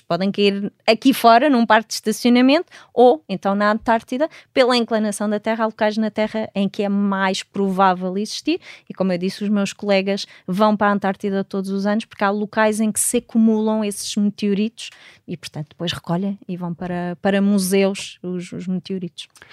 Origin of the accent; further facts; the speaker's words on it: Portugal; moved away as an adult; also born or lived in Netherlands / Washington, D.C. / California; quando saí de Portugal, eu queria montar o primeiro laboratório de astrobiologia no nosso país